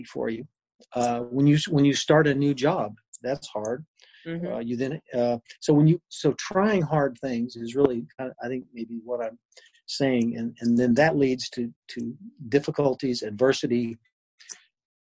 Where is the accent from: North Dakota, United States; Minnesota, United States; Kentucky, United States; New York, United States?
Kentucky, United States; Lexington; moved away as an adult; also born or lived in Chapel Hill, North Carolina / Virginia / Dayton, Ohio / Akron, Ohio; I grew up in Lexington, Kentucky, went to college there at the University of Kentucky